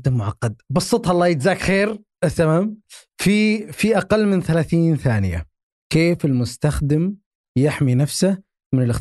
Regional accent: Saudi Arabia; موجود عندنا في السعوديه

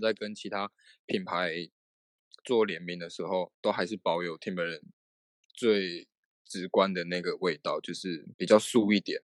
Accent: Taiwan; 对我们台湾人来说

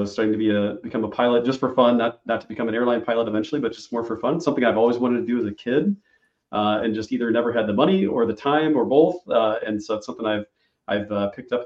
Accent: Illinois, United States; I'm from Illinois, and it's the land of Lincoln

